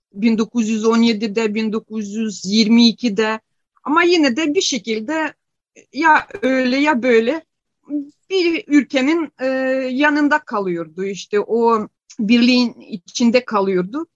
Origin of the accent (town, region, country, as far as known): Ukraine; born or raised there; first language Ukrainian; Turkish is a second language; moved away as an adult; now in Turkey